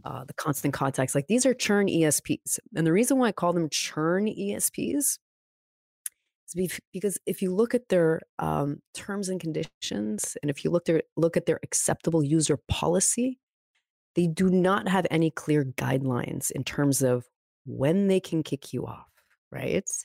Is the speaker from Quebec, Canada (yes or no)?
yes; Montreal, Quebec, Canada; also born or lived in California; born and raised in Montreal